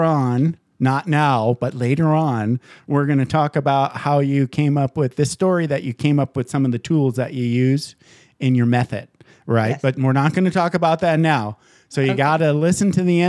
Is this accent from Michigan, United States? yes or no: yes; Michigan, United States; moved away; So I grew up in Michigan